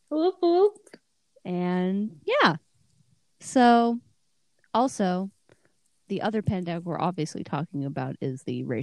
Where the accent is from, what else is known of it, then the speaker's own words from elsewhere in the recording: Canada; accent: Canadian; say it in my Canadian accent.